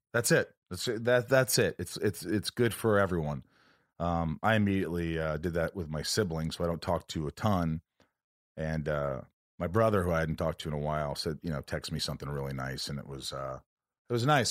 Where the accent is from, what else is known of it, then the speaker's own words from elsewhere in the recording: Indiana, United States; now in California, United States; I grew up in Indiana